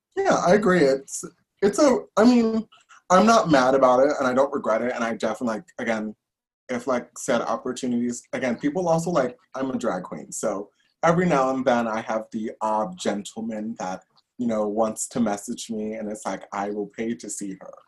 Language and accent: English; New York City, New York, United States; I'm actually born and raised in New York. I'm from Brooklyn, uh, born and bred